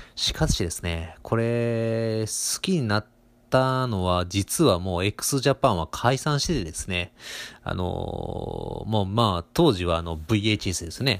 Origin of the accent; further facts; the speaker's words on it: Kobe, Hyogo, Japan; moved away as an adult; now in Ishikawa, Japan; 私元々ですね、あの、生まれも育ちも、あの、神戸市、えー、西区っていうところでございまして